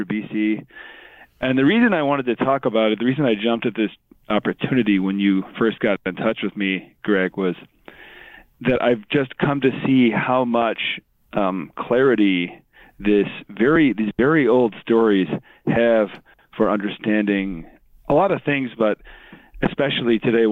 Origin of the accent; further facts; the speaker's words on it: Texas, United States; moved away as an adult; now in Hillsdale, United States; I'm from Texas mostly growing up